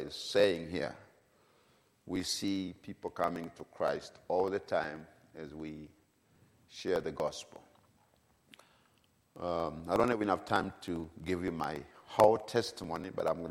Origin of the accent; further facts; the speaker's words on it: Tanzania; I come from Tanzania, East Africa